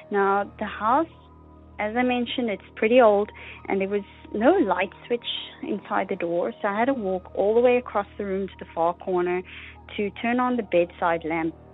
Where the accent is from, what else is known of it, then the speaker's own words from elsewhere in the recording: South Africa; now in Canada; I'm calling from Canada. I heard your appeal for stories on the last episode and decided to call in with my story. So I grew up in South Africa